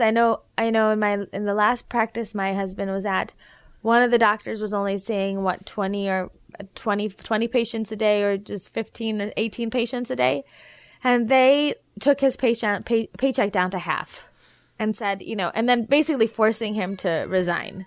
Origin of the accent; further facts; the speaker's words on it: Naperville, Illinois, United States; also born or lived in South Bend, Indiana; I was born and raised in Naperville, Illinois